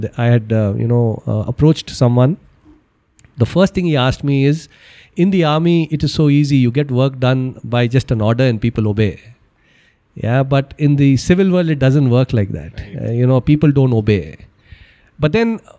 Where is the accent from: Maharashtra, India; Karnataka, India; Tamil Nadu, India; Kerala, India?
Karnataka, India; Bangalore; I'm basically from Bangalore. I graduated from Christ